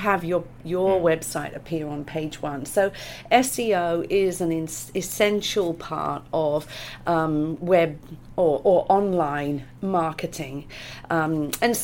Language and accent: English; Gloucester, South West England, United Kingdom; moved away as an adult; now in Australia; you can probably guess by my accent that I'm from the UK. I was born in Gloucester in England, and I came to Australia in 95